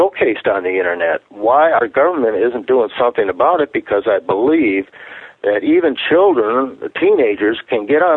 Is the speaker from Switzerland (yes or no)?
no; United States; we as an American people